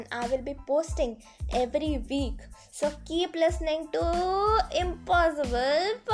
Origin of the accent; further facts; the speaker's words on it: India; I am a 17 year old and I am from India, also known as Bharat.